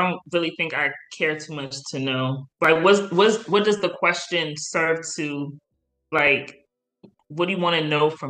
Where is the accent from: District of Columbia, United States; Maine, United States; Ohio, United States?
District of Columbia, United States; Washington; I was born in DC.